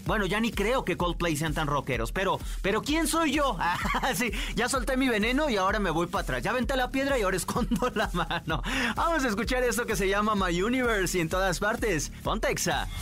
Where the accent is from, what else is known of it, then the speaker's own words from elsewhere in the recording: León, Guanajuato, Mexico; Yo sería de provincia porque soy de León